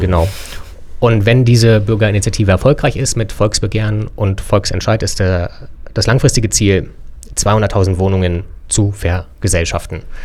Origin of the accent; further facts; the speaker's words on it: Berlin, Germany; wir sind drei gebürtige Berliner